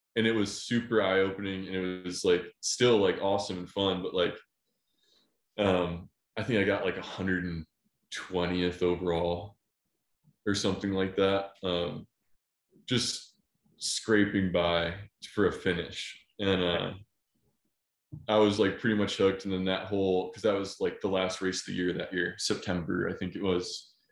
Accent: just outside Cleveland, Ohio, United States; I grew up just outside Cleveland, Ohio

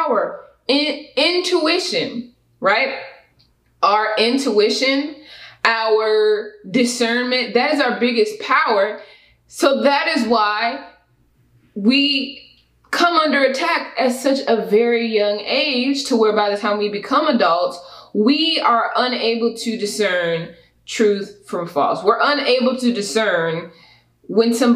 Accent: Houston, Texas, United States; also born or lived in Katy, Texas; I grew up in Houston, which is a very diverse place.

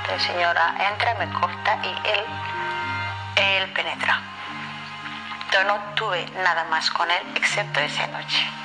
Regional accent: Kenya; moved away; viajamos desde mi pueblo Gareza, Kenia

